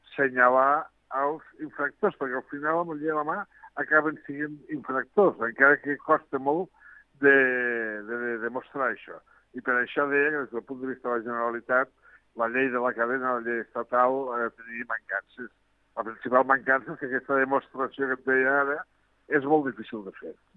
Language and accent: Catalan; Lleida, Catalonia, Spain; parlo com a lleidatà